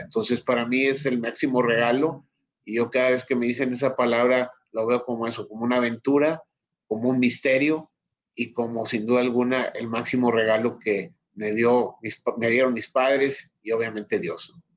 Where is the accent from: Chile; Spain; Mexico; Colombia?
Mexico; como mexicano